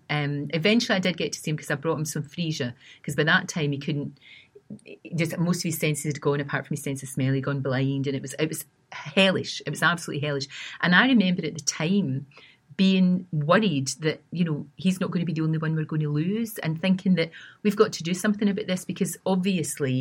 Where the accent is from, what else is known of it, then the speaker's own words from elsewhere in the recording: Glasgow, Scotland, United Kingdom; accent: Scottish; also born or lived in East Kilbride; when we moved from Glasgow to East Kilbride, which is a new town just outside of Glasgow